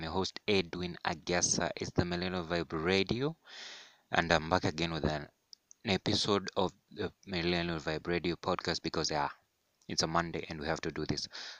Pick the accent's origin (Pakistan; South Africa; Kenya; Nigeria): Kenya; as any Kenyan music fan